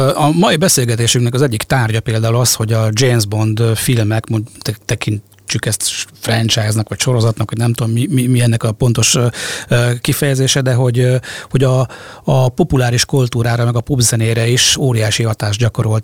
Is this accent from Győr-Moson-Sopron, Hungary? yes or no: yes; around Sopron, Győr-Moson-Sopron, Hungary; Sopron környékén nőttem fel